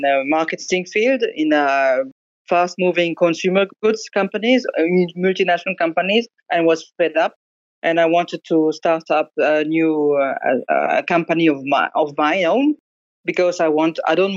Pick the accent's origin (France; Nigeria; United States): France; Alsace, Grand Est; English is a second language; moved away; also born or lived in northern England; I grew up in Alsace, which is a little part of the northeastern part in France, very close to Germany.